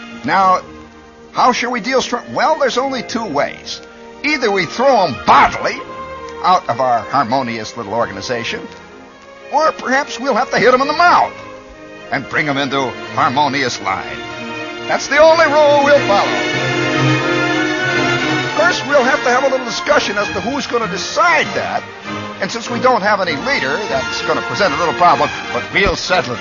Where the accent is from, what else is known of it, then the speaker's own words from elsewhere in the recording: Midwest, United States; I come from the Midwest